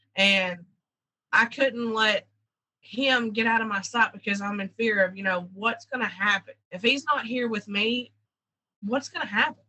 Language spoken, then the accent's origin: English; Hazard, Kentucky, United States; moved away; also born or lived in Georgia; I was born in Hazard, Kentucky. Um, I grew up in a what they call a holler.